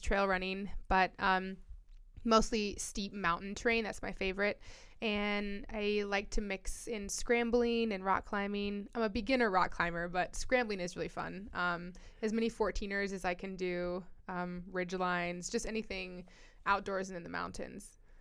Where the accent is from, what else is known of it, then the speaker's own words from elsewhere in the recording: Colorado, United States; born and raised in Colorado